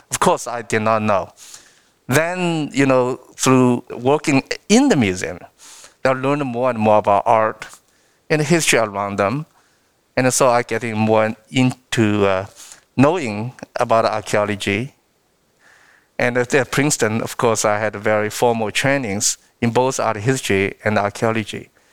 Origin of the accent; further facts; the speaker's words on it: Shanghai, China; English is a second language; moved away as an adult; now in United States; I was born and raised in Shanghai because I grew up eating rice and rice porridge.